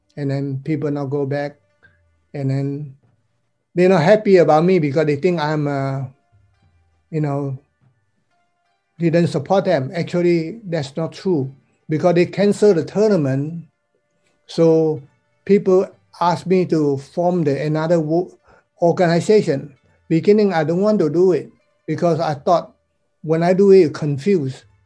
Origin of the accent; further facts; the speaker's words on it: Malaysia; also born or lived in Taiwan; now in United States; I'm considered a so-called overseas Chinese student. I'm from Malaysia